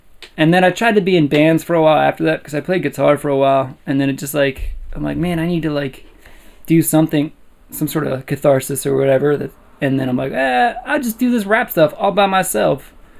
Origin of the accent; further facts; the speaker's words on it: Warrendale, Pennsylvania, United States; I grew up in Warrendale.